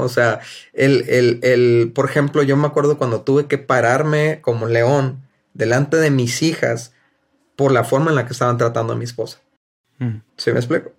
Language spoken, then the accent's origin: Spanish; Mexico; somos mexicanos